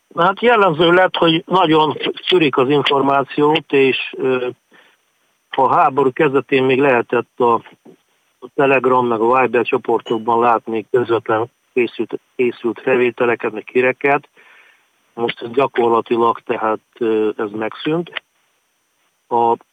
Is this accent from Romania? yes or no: no; Transcarpathia, Zakarpattia Oblast, Ukraine; moved away as an adult; also born or lived in Lviv; now in Kyiv, Ukraine; kárpátaljai vagyok